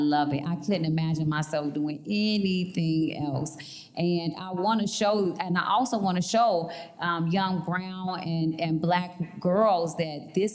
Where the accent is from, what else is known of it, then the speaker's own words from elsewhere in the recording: Chicago, Illinois, United States; I'm from Chicago and I talk with a swag and have braids